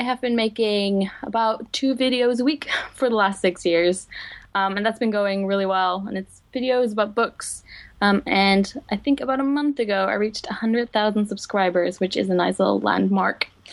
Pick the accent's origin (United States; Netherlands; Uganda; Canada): Netherlands; English is a second language; moved away as an adult; now in London, United Kingdom; I am originally from the Netherlands. I moved to London two years ago after I graduated from, uh, Leiden